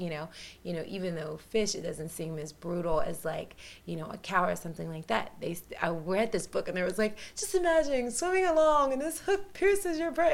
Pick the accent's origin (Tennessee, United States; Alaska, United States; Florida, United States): Tennessee, United States; Humboldt; moved away; I'm from Humboldt, Tennessee. I'm a Southern girl. I grew up in the country.